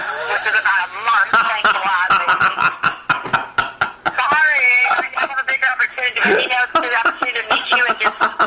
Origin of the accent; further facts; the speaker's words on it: a small town in Illinois, United States; moved away as an adult; also born or lived in Chicago; now in California, United States; I'm from a small town in Illinois